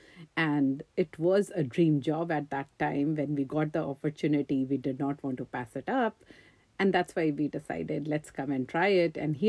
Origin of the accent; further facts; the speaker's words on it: India; moved away as an adult; now in United States; I had a lot of fun growing up in India